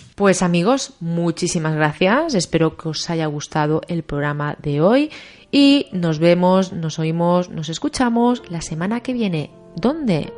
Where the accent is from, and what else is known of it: Mexico; now in Mérida, Mexico